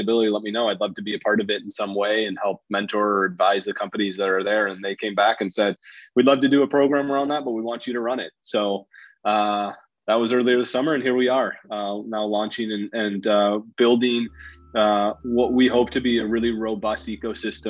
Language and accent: English; Wisconsin, United States; now in Chicago, United States; I grew up in Wisconsin, born and bred in the Midwest